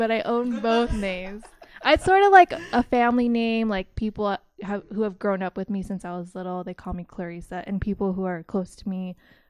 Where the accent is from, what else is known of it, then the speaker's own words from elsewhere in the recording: Philippines; But because I'm Filipino.